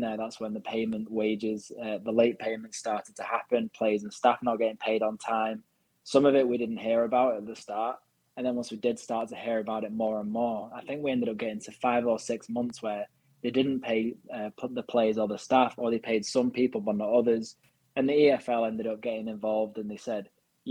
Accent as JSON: {"language": "English", "town": "Wigan", "region": "North West England", "country": "United Kingdom", "tie": "born or raised there", "said": "I was born in Wigan"}